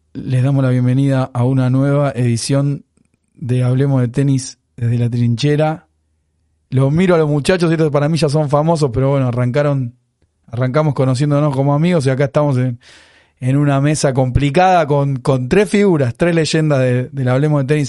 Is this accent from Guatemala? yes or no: no; Argentina; como somos argentinos